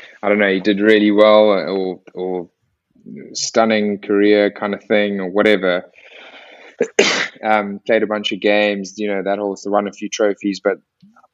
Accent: Eastern Cape, South Africa; moved away; also born or lived in Northampton; I grew up in the Dale Junior boarding house from like an early age

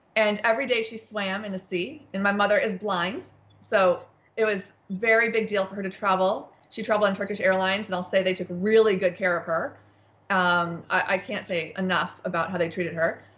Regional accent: United States; being an American

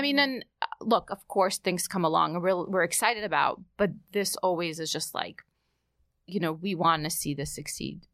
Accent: New York City, New York, United States; also born or lived in Odessa, Ukraine; as a kid growing up in New York

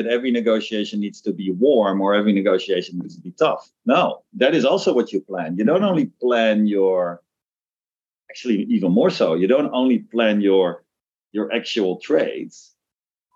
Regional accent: Netherlands; moved away as an adult; also born or lived in Hong Kong; now in Tokyo, Japan; the town I grew up in the Netherlands.

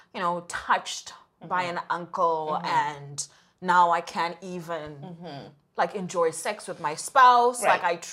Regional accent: Zimbabwe; moved away; we grew up in Zimbabwe, both of us

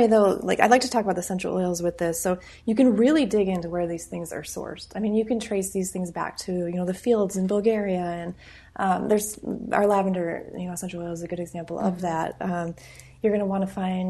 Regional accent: Midwest, United States; moved away; I'm from the Midwest originally.

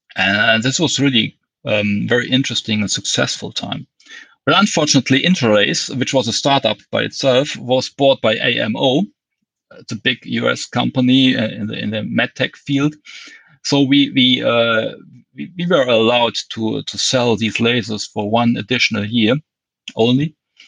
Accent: Dortmund, North Rhine-Westphalia, Germany; So, for example, I came from Westphalia, which is I was born in Dortmund, and then we had to move to the Rhineland, and that's strange. It's a complete different culture.

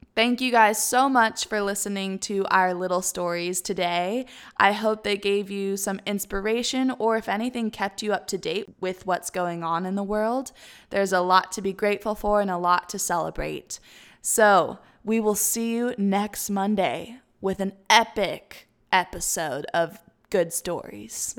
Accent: Tennessee, United States; my hometown of Tennessee

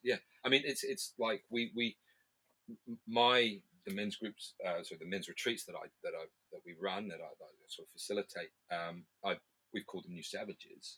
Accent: New Zealand; I'm from New Zealand

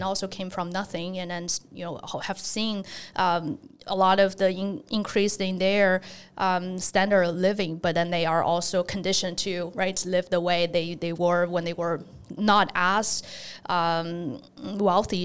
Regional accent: China; moved away as an adult; also born or lived in Nanjing / Zhejiang; now in United States; I grew up in China, so in kind of the, uh, area pretty close to Shanghai

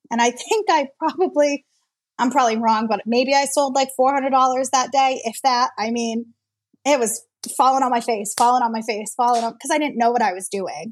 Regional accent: Worcester, Massachusetts, United States; I'm from Worcester, Massachusetts.

